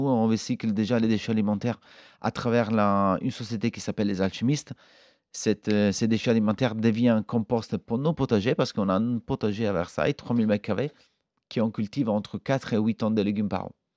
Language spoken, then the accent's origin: French; Italy; now in France; on est italien